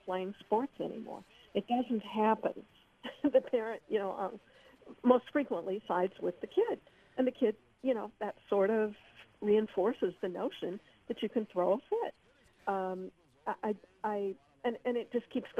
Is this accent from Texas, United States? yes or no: no; Missouri, United States; I grew up in the Midwest in Missouri